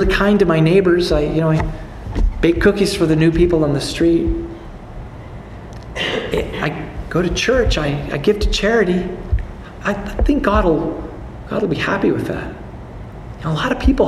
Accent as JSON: {"language": "English", "country": "Canada", "said": "as a Canadian"}